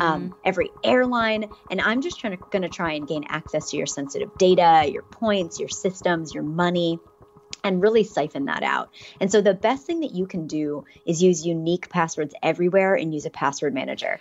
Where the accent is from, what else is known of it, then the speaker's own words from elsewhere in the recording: Pittsburgh, Pennsylvania, United States; now in San Francisco, United States; I grew up in Pittsburgh, Pennsylvania